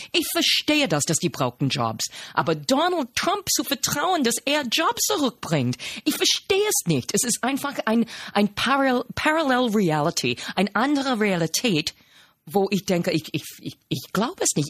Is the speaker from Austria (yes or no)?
no; United States; German is a second language; moved away as an adult; now in Germany; habe mich nicht als Amerikanerin repräsentiert repräsentiert gefühlt